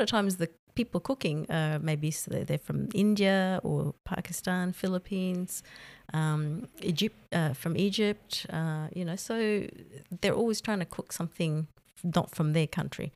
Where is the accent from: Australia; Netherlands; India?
Australia; moved away as an adult; now in Saudi Arabia; I'm from Australia